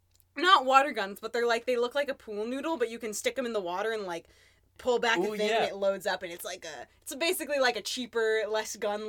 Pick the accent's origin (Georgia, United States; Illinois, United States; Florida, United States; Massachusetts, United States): Florida, United States; So yeah, I grew up in Florida, so it's just hot. There's water everywhere. I lived really close to the beach as well